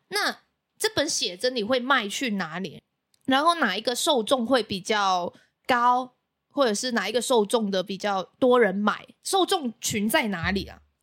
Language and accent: Chinese; Macau; now in Taiwan; 我是来自澳门的